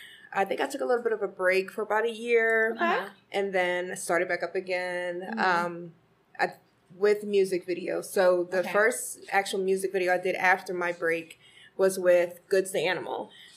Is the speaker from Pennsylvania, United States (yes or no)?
yes; Philadelphia, Pennsylvania, United States; Grew up with everyone around 77th and Ogontz. So, Uptown is definitely my hood. I was born and raised in Philly.